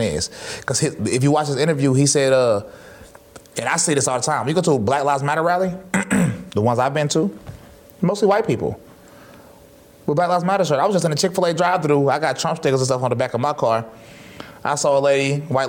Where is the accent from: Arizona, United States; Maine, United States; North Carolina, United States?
North Carolina, United States; High Point; I grew up in High Point, North Carolina